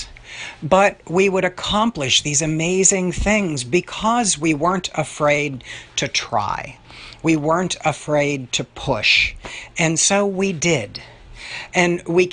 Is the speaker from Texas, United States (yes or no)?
no; Pittsburgh, Pennsylvania, United States; my hometown of Pittsburgh